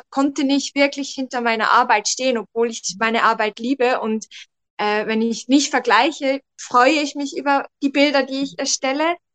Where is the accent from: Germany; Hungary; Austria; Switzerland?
Switzerland; ich komme aus der Schweiz.